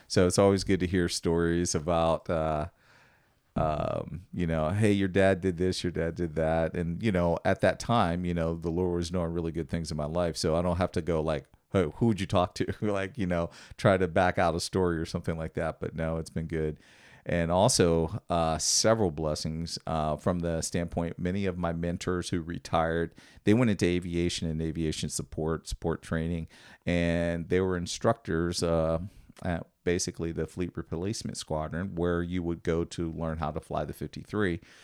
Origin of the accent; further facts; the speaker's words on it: Washington, Pennsylvania, United States; moved away; I grew up in Washington, Pennsylvania, which is right outside of Pittsburgh